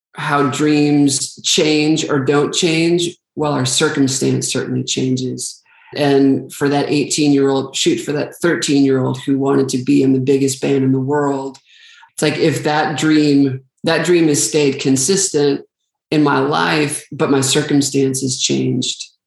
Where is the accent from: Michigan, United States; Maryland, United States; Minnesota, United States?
Minnesota, United States; Staples; I'm from a very small town in Minnesota called Staples, Minnesota